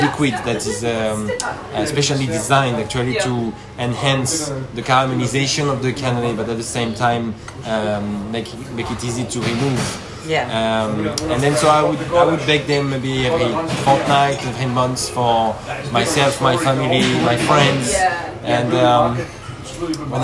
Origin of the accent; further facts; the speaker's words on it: Pau, Nouvelle-Aquitaine, France; moved away; also born or lived in regional town south of Bordeaux; I was born in Pau, which is like in the southwest of France